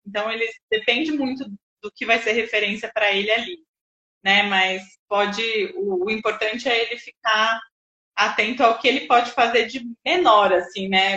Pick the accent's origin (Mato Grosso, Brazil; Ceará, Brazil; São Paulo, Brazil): São Paulo, Brazil; Jundiaí; also born or lived in Bauru; eu sou de Jundiaí, voltei para cá